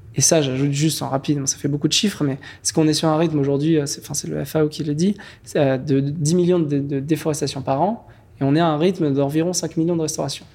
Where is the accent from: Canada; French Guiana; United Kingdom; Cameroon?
French Guiana; moved away; also born or lived in Cannes / Paris / Lyon; J'ai grandi, euh, en Guyane française